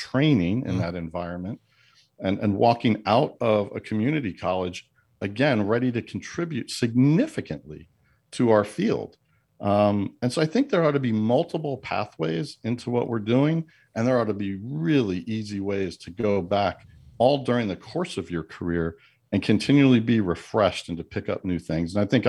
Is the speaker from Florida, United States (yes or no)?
no; New York, United States; And because I'm a New Yorker, right, I'm going to go glasses half empty here.